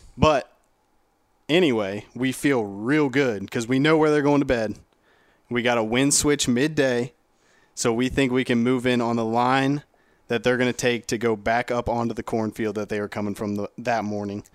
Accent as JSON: {"language": "English", "region": "Ohio", "country": "United States", "said": "I'm from Ohio"}